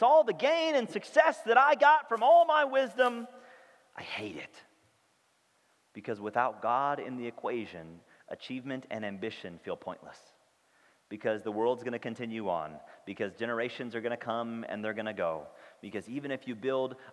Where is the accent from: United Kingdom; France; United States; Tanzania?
United States; St. Louis, Missouri; I grew up in St. Louis, where she grew up